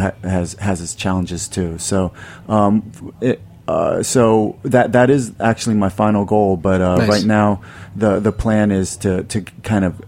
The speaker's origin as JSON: {"language": "English", "town": "Silver Spring", "region": "Maryland", "country": "United States", "tie": "born or raised there", "moved": "yes", "lives_now": "Brooklyn, United States"}